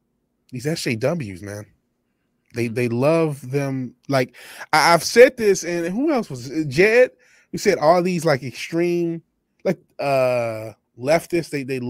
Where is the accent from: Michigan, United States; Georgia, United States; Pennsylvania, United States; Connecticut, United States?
Michigan, United States; Apparently my home state is into it. Michigan is into it.